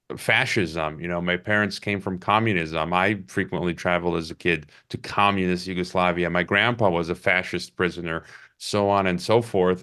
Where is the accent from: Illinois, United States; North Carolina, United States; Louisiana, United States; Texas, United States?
Illinois, United States; Chicago; I was born in Chicago. So I'm from Chicago and, and largely grew up, uh, in and around Chicago